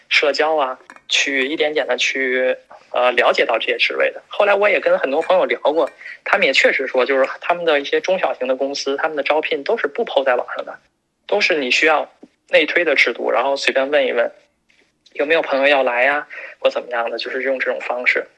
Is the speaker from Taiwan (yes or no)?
no; China; now in United States; 作为一个中国人 如果有机会可以回到国内发展的话，又离家人近，又离亲人近，还是自己的祖国